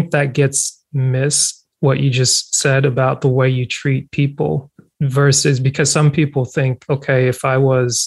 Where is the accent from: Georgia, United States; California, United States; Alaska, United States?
Georgia, United States; North; also born or lived in Cameroon; now in South Georgia, United States; I was born in Cameroon, West Central Africa, immigrated to the States at 7. So it's like I grew up in Georgia, North Georgia. Now I live in South Georgia